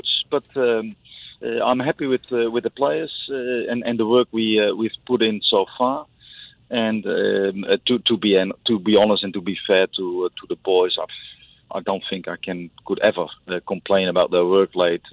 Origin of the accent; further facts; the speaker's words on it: Netherlands; now in Singapore; I come from Holland